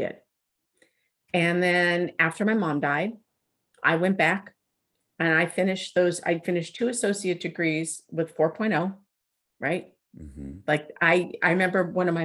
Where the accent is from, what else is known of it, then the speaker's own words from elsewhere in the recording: Alpine, California, United States; I grew up in Alpine.